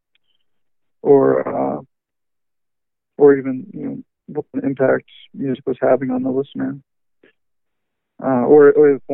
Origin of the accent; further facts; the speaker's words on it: Pittsburgh, Pennsylvania, United States; I grew up in Pittsburgh